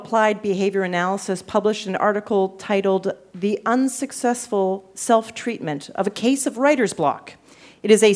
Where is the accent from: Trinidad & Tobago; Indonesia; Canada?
Canada; I'm from Canada. I'm from Canada